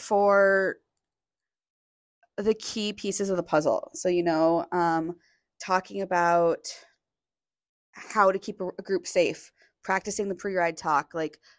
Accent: Seattle, Washington, United States; now in Bentonville, United States; I'm from Seattle. I'm used to riding bikes in the rain

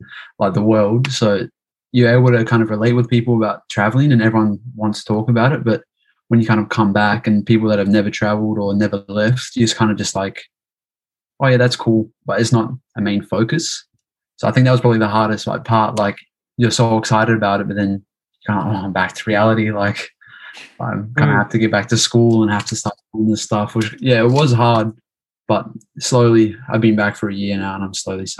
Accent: Perth, Western Australia, Australia; moved away; also born or lived in Mongolia; I was from Perth

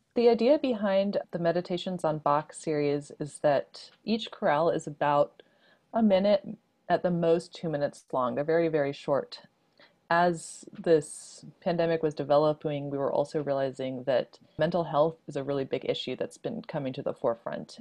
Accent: Houston, Texas, United States; I grew up mostly in Houston

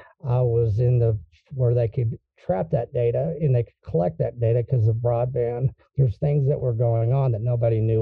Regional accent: Texas, United States; I'm a Texan

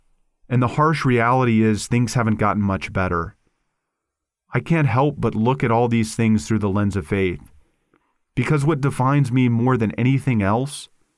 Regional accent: Houston, Texas, United States; I grew up in Houston, one of the most diverse cities in the United States

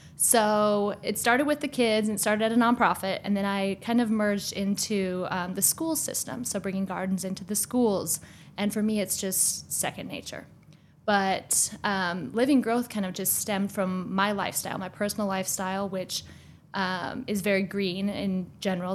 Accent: Minnesota, United States; moved away as an adult; now in Washington, D.C., United States; I moved here from Minnesota, also from a small town

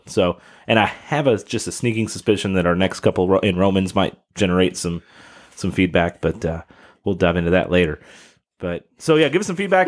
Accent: Kentucky, United States; my home state

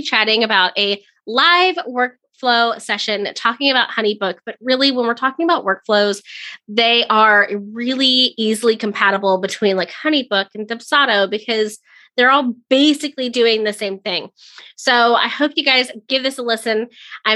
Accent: Orlando, Florida, United States; moved away; also born or lived in Wedgefield, Florida / Osteen, Florida; I'm originally from the Orlando area

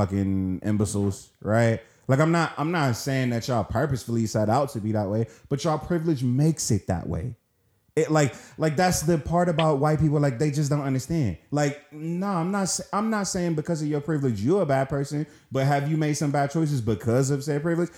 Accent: Washington, District of Columbia, United States; I'm from Southeast DC

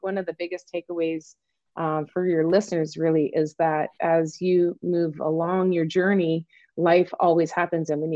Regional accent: Eastern Canada, across the border from Maine, New Brunswick, Canada; I am Canadian. I grew up in Eastern Canada, which is for those of you that are in the States, I just live across the border. I just grew up across the border of Maine.

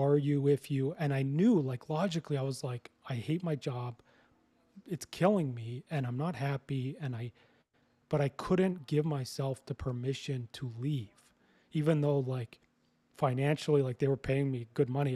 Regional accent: Canada; moved away as an adult; also born or lived in British Columbia; now in Costa Rica; I'm Canadian

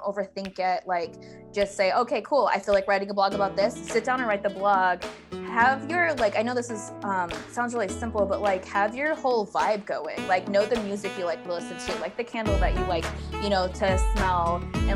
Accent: Alaska, United States; moved away as an adult; also born or lived in Hawaii; I grew up in Alaska, went to Hawaii right after college.

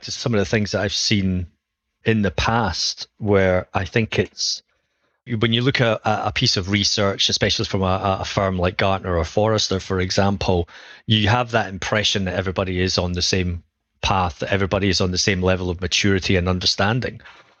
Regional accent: Edinburgh, Scotland, United Kingdom; accent: Scottish; I am from Edinburgh in Scotland for anyone who can recognize a Scottish tone.

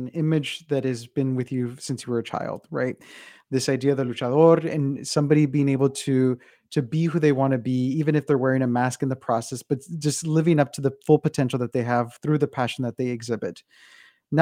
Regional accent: United States; being Mexican American, of somebody who comes from the border

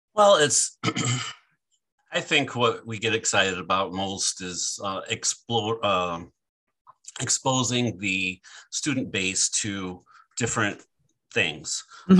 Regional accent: Michigan, United States; I grew up in Michigan

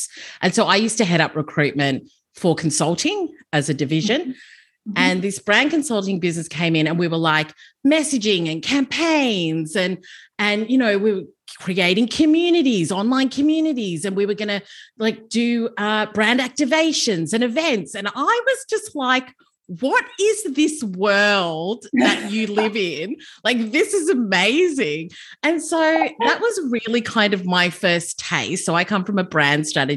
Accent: Melbourne, Victoria, Australia; moved away as an adult; also born or lived in London; I grew up in Melbourne, and I got into recruitment and HR at a young age.

